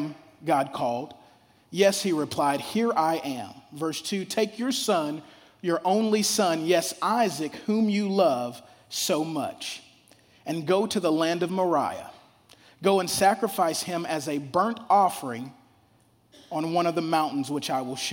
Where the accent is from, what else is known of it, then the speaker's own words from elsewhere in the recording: Shreveport, Louisiana, United States; I grew up down south in Shreveport, Louisiana.